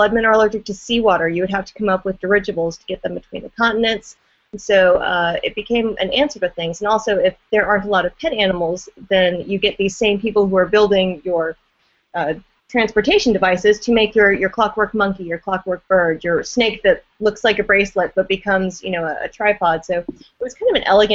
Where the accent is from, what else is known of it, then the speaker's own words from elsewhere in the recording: Deep South, United States; moved away; But I grew up in the Deep South